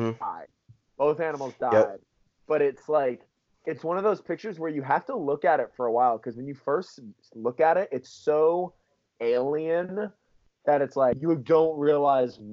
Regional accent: Florida, United States; we're both from Florida

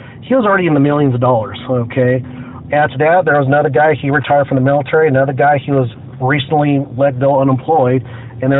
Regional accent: Orange County, California, United States; I grew up in Orange County

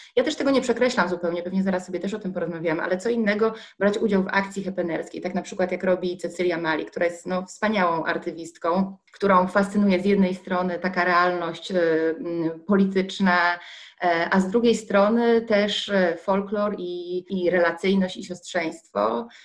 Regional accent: Gdańsk, Pomeranian Voivodeship, Poland; Ja się urodziłam nad Bałtykiem w Gdańsku

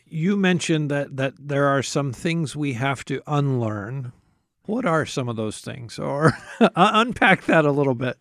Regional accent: United States; For American Christians, and I include myself

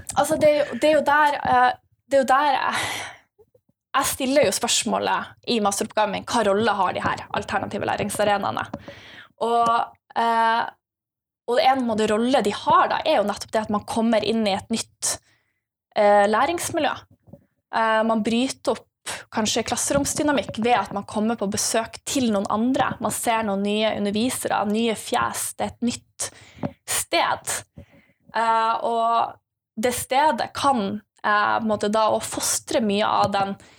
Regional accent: Bodø, Nordland, Norway; jeg kommer fra Bodø. Uh, en av de fineste byene oppe i nord

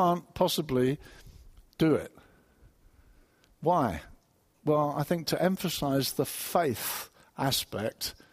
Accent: Brighton, South East England, United Kingdom; I come from Brighton

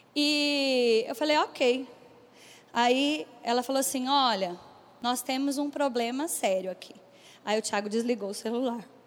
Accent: Bauru, São Paulo, Brazil; eu sou do interior de São Paulo, eu sou de Bauru

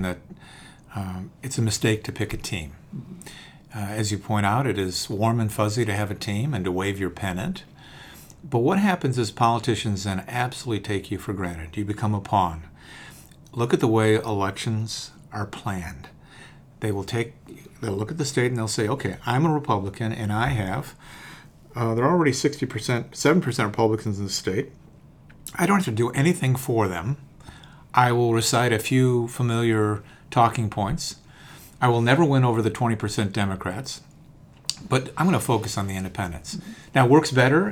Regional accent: Chicago, Illinois, United States; I grew up in Chicago

